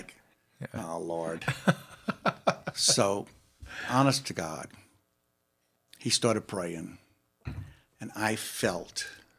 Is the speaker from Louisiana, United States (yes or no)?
yes; New Orleans, Louisiana, United States; I'm from New Orleans.